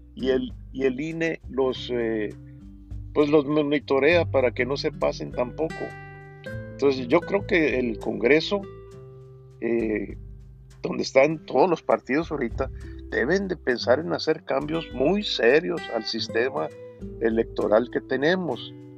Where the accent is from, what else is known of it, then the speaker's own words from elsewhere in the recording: Mexico; todos somos mexicanos